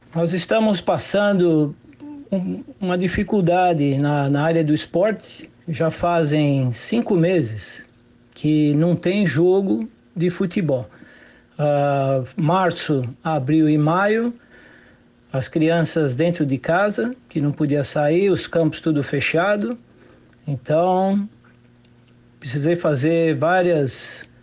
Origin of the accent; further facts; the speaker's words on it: Brazil; moved away as an adult; now in United States; Eu tive a oportunidade de crescer nesse ramo do futsal, no círculo militar, com vários atletas né, famosos e amizade até hoje, que eu saí com 19 anos do Brasil